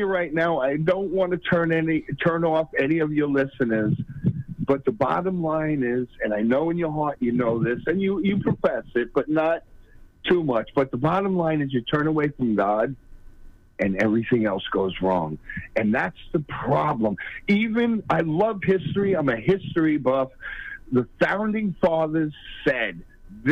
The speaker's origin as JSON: {"language": "English", "area": "Long Island", "region": "New York", "country": "United States", "also_born_or_lived": "Brooklyn", "moved": "yes", "lives_now": "North Carolina, United States", "said": "I'm from Long Island"}